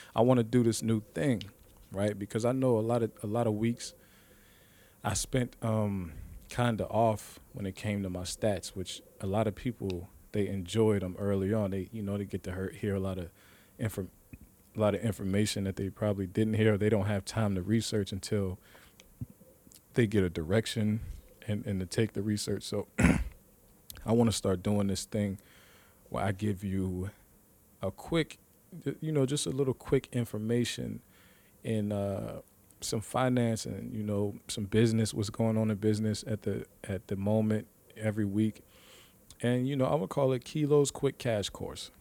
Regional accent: Ohio, United States; we're from Ohio, three three oh

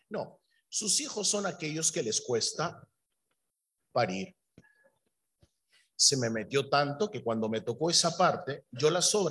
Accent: Peru; born there; yo soy peruano de nacimiento, yo iba guiando

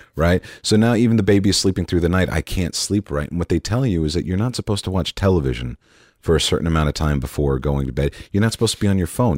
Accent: Dallas, Texas, United States

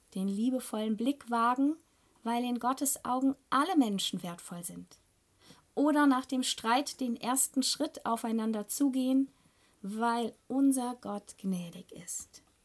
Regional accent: Germany; bei uns in Deutschland

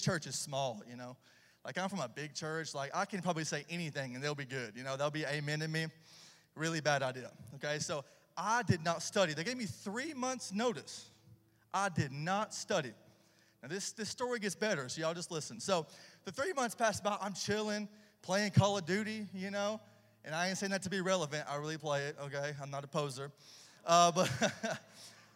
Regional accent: about an hour south of Nashville, Tennessee, United States; accent: redneck boy accent; now in Charlotte, United States; I'm originally from Tennessee, about an hour south of Nashville. So if you're hearing the redneck boy accent, that's why.

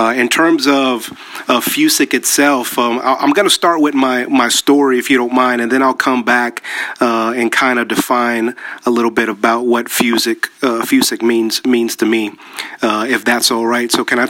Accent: Panama; born there; Both of my parents are actually Colombian, but I was born in Panama, which is Central America.

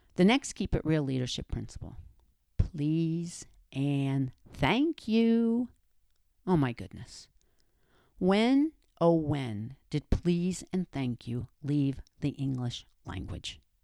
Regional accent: New Jersey, United States; I'm from Jersey, and that's the way we say it around there

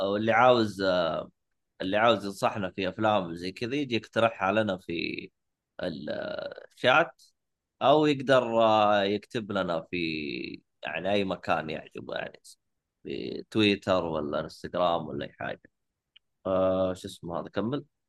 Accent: Saudi Arabia; عندنا في السعوديه

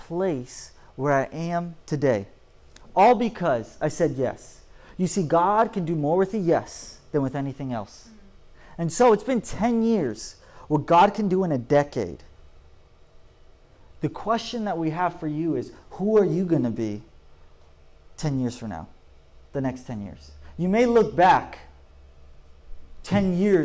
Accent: Polk County, Florida, United States; moved away as an adult; also born or lived in Orlando, Florida; now in Orange County, United States; I grew up the end of my teenage years, I grew up in Orlando, Florida, but most of it, I grew up in Polk County, Florida

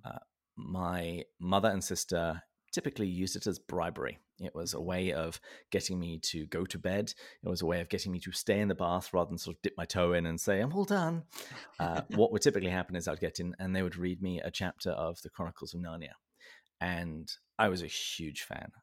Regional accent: Berkshire, South East England, United Kingdom; I was born and raised in the south of England, um, in the county of Berkshire. And, uh, that's why my accent is the way that it is

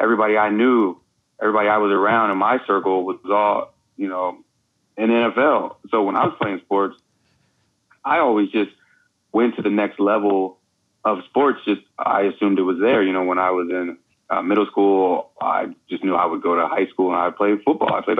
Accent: Herndon, Virginia, United States; moved away as an adult; I grew up in Herndon, Virginia, Fairfax County, the DMV, a 703 area code. Yeah, that's my home right there

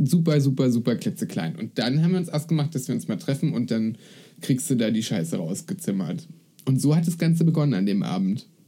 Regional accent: Spreewald, Brandenburg, Germany; also born or lived in Berlin; dass ich aus dem Spreewald komme

